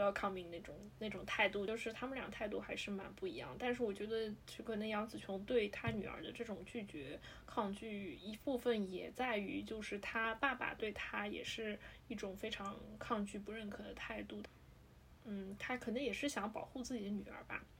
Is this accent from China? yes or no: yes; China; 对于我们亚洲人，对于我们中国人来说